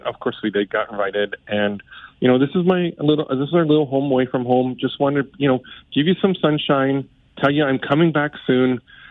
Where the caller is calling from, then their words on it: Barbados; You know, I'm calling from Barbados, and I just wanted